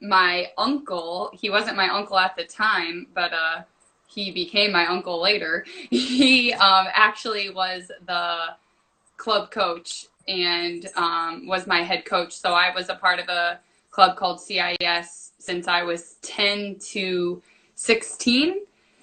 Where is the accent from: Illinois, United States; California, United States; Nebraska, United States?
Illinois, United States; Bloomington; I'm from Bloomington Normal, which is like more of central Illinois, so I'm about 2 hours south of Chicago.